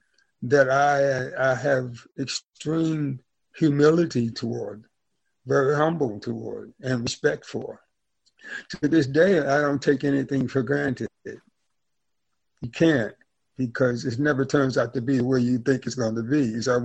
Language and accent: English; Deep South, United States; growing up poor, but didn't know I was poor, growing up in the Deep South during the amazing 50s and 60s